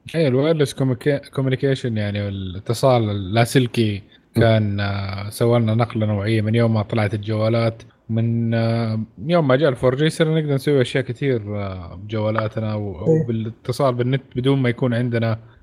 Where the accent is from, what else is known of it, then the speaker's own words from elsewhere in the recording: Saudi Arabia; عندنا في السعوديه